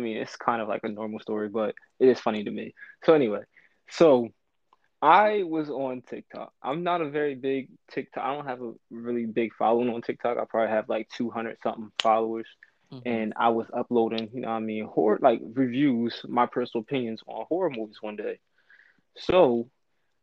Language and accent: English; New York City, New York, United States; also born or lived in Wilmington; Raised up in South Bronx, New York